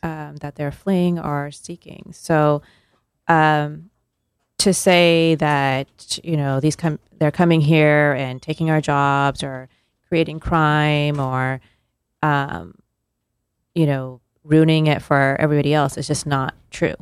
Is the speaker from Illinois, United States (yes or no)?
no; California, United States; moved away; I was born and raised in California